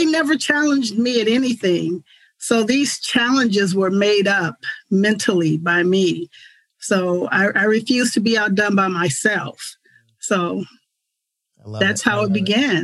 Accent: Richmond, California, United States; growing up in Richmond, California

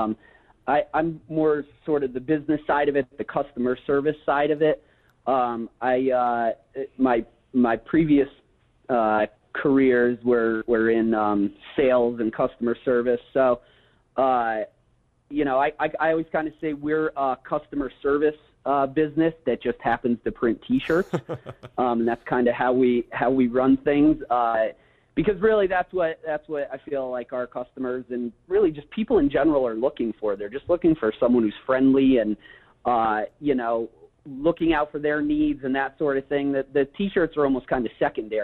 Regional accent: Honesdale, Pennsylvania, United States; Born and raised in Honesdale

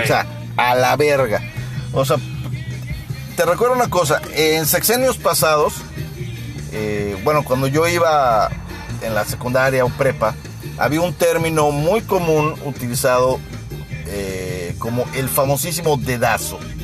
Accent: Mexico; como buenos mexicanos

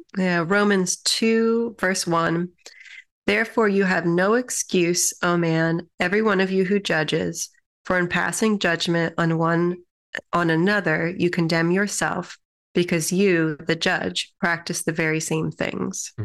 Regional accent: United States; as an American population

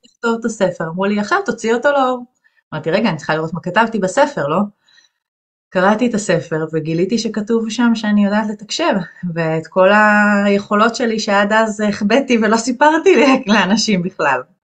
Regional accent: Ganei Tikva, Central District, Israel; גדלתי בגני תקווה

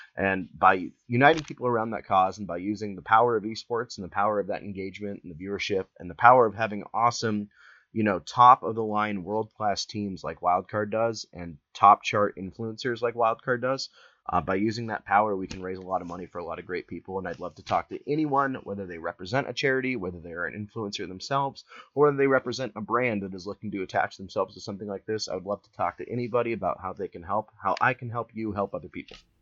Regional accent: Columbus, Ohio, United States; I'm from Columbus, Ohio

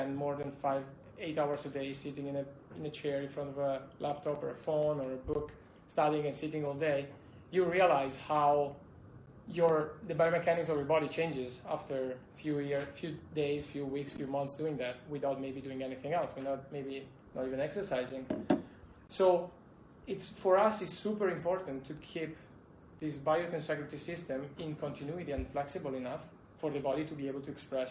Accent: Italy; also born or lived in Spain; I'm from Italy

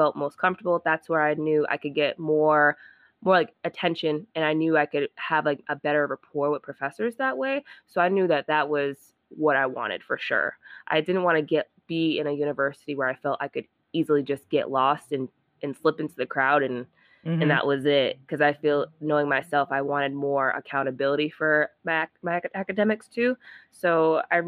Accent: Rhode Island, United States; I'm from Rhode Island, small state.

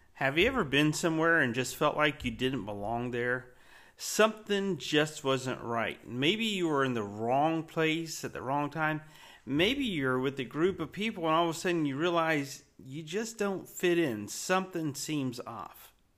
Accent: Winter Haven, Florida, United States; growing up in Winter Haven, Florida

